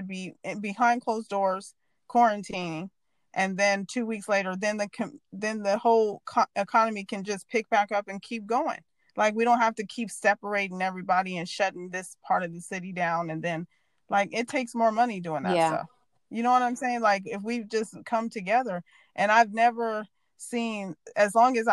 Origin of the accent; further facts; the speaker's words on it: United States; As an American